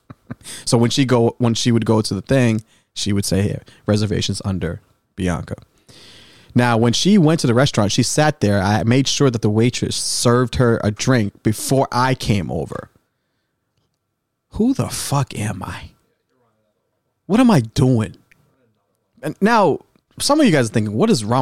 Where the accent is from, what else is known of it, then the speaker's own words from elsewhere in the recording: North Shore, Boston, Massachusetts, United States; I'm from the North Shore. White limo. That's a North Shore Boston thing.